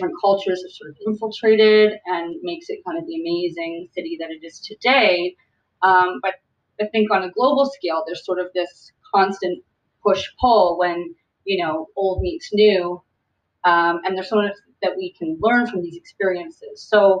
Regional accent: Toronto, Ontario, Canada; I was born and raised in Toronto, Canada. Neither of my parents were born in Canada. My father was born in South Africa, and my mother was born in Washington, D.C.

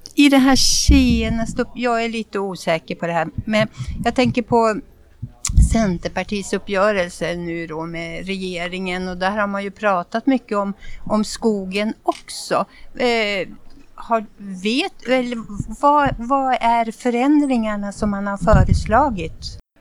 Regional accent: Gothenburg, Västra Götaland, Sweden; Vi kommer ju från Göteborg och här har vi våran kust

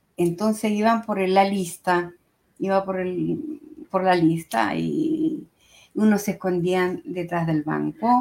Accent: Chile; now in Italy; mi tierra natal, a y a Chile, a mi gran país, Chile.

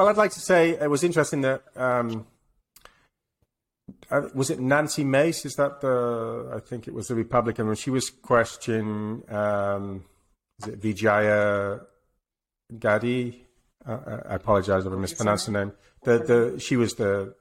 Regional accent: England, United Kingdom; moved away; I'm English

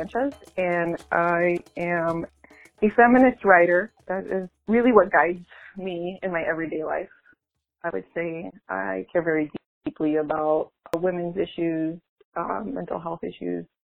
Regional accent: Cicero, Illinois, United States; accent: Chicago; moved away as an adult; also born or lived in Bridgeport, Chicago; now in New Jersey, United States; I'm Mexican American. I grew up in Cicero, Illinois. Shout out to Cicero, border Chicago, and most of my family still in the Chicago area. I'm currently living in New Jersey because I'm teaching at Princeton

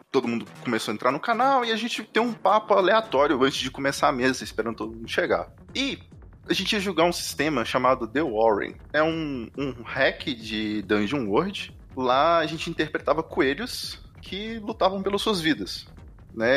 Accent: Minas Gerais, Brazil; eu sou de, de Minas Gerais

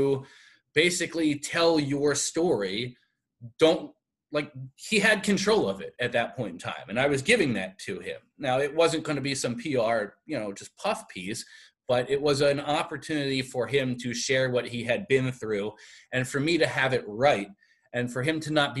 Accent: Philadelphia, Pennsylvania, United States; moved away as an adult; now in Buffalo, United States; I'm from Philadelphia originally

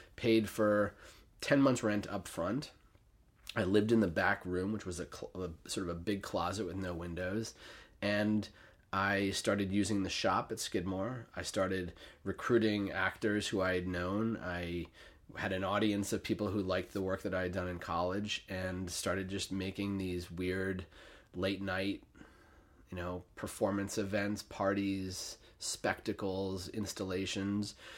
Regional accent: New York City, New York, United States; also born or lived in Saratoga Springs; I grew up on the Upper East Side of Manhattan

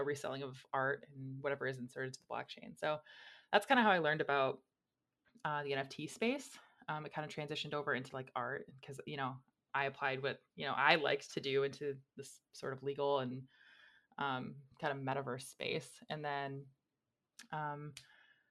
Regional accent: just outside of Detroit, Michigan, United States; I'm from the Midwest. I'm from Michigan, just outside of Detroit

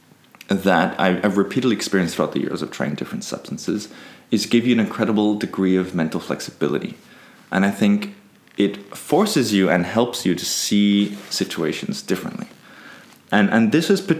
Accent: Peru; I grew up in Peru.

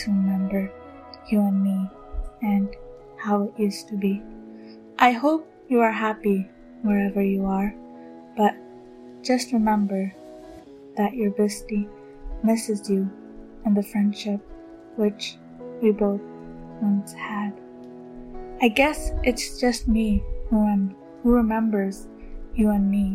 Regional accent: Coimbatore, Tamil Nadu, India; now in United States; I'm from Tamil Nadu, Coimbatore, but currently living in the United States

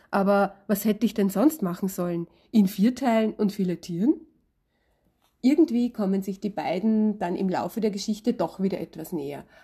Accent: Vienna, Austria; Ich bin eine Wiener Autorin mit Hang zum Salzburger Land

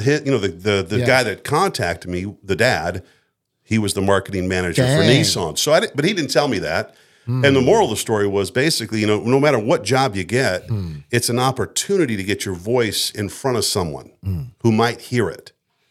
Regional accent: Frankfurt, Hesse, Germany; born there; also born or lived in United States; And so I spent my, you know, from being born, I was born in Frankfurt, Germany in an American hospital. For that first 18 years, you're like a gypsy.

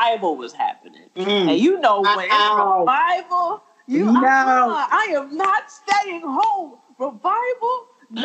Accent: Philadelphia, Pennsylvania, United States; I grew up in West Philly

